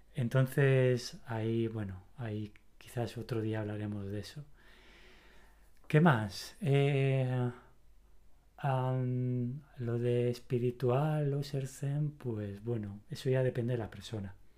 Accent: Spain; soy español, ¿no? Soy del país de la pasión

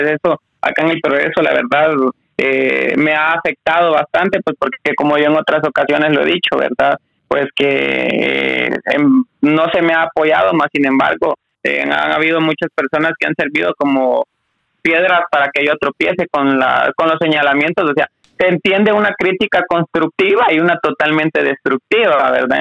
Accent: Guatemala; como guatemalteco

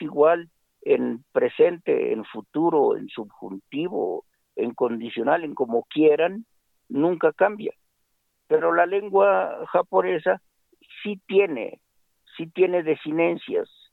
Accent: Mexico; como mexicanos que somos

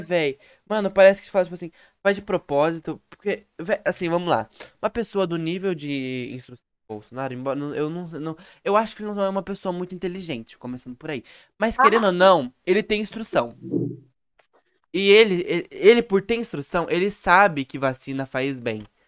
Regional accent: Brazil; sou brasileiro com orgulho.

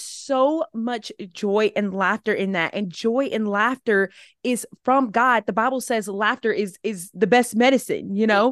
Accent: Alabama, United States; moved away as an adult; also born or lived in South Carolina; now in Atlanta, United States; I live in Atlanta, Georgia right now. But I grew up in Alabama.

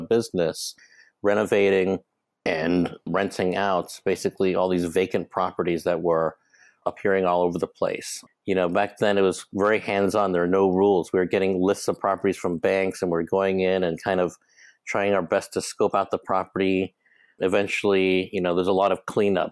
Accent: Hong Kong; moved away as an adult; also born or lived in Chicago, United States; I'm, um, born and raised in Hong Kong. I'm a Hong Kong boy

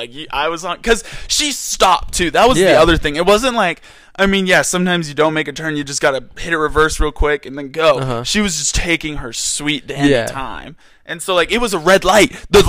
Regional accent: Maryland, United States; moved away as an adult; now in Provo, United States; So I live in back east Maryland.

